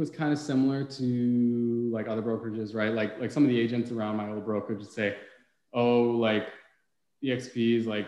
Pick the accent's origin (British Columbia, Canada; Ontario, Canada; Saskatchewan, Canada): British Columbia, Canada; Prince George; moved away as an adult; now in Vernon, Canada; I'm originally from Prince George up north. If you've ever been, it's kind of a smaller town compared to the entire Okanagan as a whole, but it's still a fairly big city. I grew up there, was born and raised